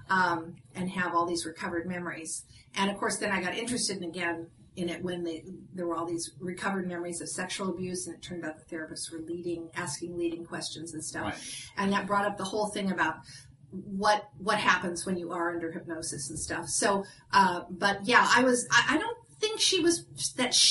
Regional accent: Ireland; well, I'm Irish, so

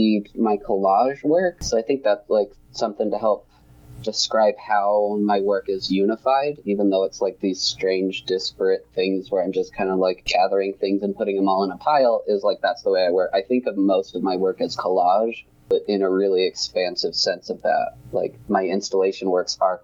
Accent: St. George, Utah, United States; I grew up in the St. George area

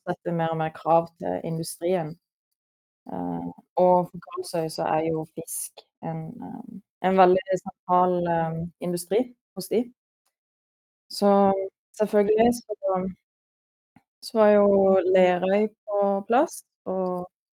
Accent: Sørlandet, Southern Norway, Norway; moved away; siden jeg er fra Sørlandet

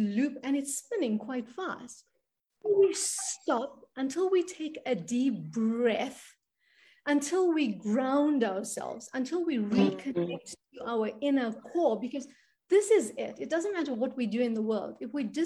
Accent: South Africa; I come from South Africa. I come from a crazy country down here

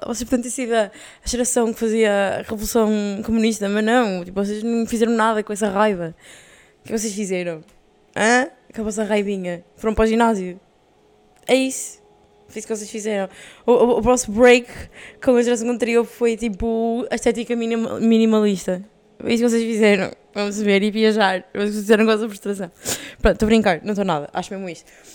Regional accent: Portugal; moved away as an adult

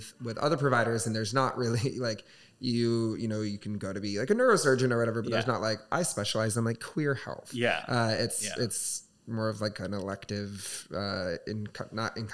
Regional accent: Southwest Michigan, United States; moved away as an adult; I'm from Southwest Michigan. I moved here a year ago.

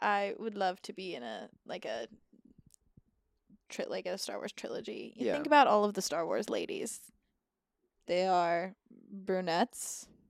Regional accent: Texas, United States; I grew up in Texas. We don't have mountains there.

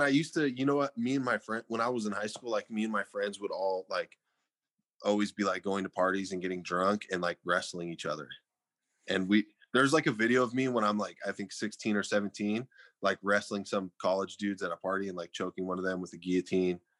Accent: Fresno, California, United States; I was born and raised in Fresno

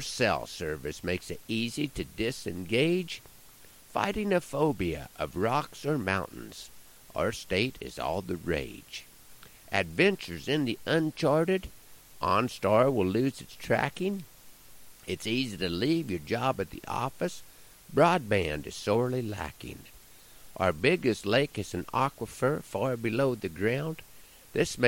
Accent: Nebraska, United States; my home state of Nebraska

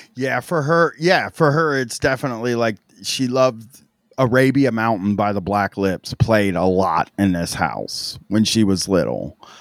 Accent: Groveport, Ohio, United States; in Groveport where I grew up

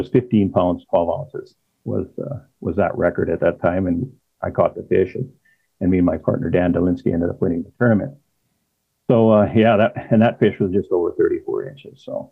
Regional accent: Saskatchewan, Canada; I'm born and raised in Saskatchewan

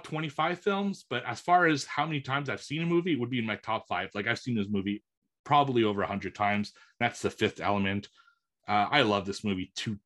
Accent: Montreal, Quebec, Canada; my hometown in Montreal

